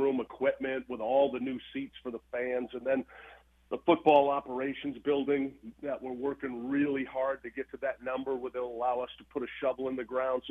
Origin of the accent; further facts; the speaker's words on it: Madison, Maine, United States; moved away as an adult; also born or lived in Boston, Massachusetts; now in Cookeville, United States; that's what I grew up, that area, that place, Madison, Maine, just small community